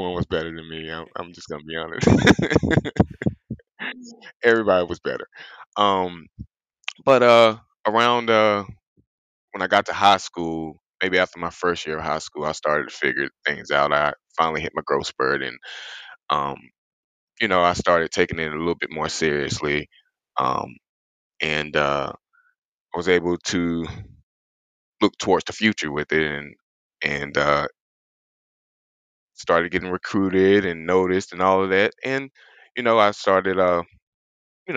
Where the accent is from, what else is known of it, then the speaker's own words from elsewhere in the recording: South Carolina, United States; I'm a small town kid out of South Carolina. Probably didn't grow up with the healthiest of backgrounds. As a matter of fact, I'm from the South, so we do a lot of soul food cooking down here.